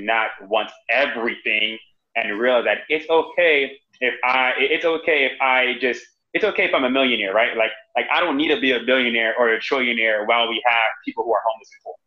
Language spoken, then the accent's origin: English; Miami, Florida, United States; moved away as an adult; also born or lived in North Carolina / Boston; now in Austin, United States; when I grew up in Miami